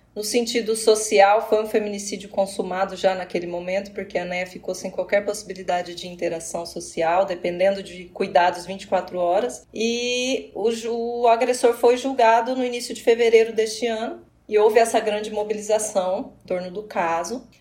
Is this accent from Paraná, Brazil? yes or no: yes; Apucarana, Paraná, Brazil; moved away as an adult; also born or lived in Acre; now in Londrina, Brazil; Comecei trabalhando na minha cidade Natal, que é Apucarana, uma cidade próxima.